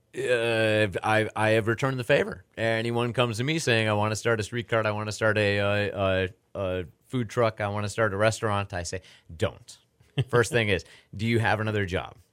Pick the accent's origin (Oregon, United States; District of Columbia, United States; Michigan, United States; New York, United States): New York, United States; now in Houston, United States; growing up in New York, uh, seeing the hot dog guys in Buffalo and seeing New York City